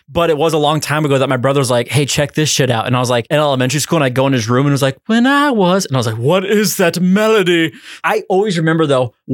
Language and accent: English; California, United States; Listen, I'm from from California.